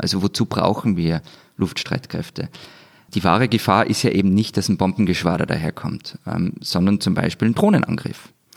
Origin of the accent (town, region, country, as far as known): Austria